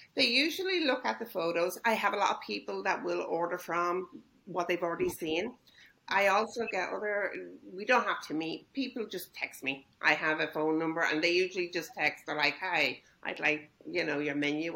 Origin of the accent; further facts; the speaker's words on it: Ireland; moved away as an adult; now in Costa Mesa, United States; I'm originally from Ireland. I've lived here in uh-huh. Costa Mesa for over thirty years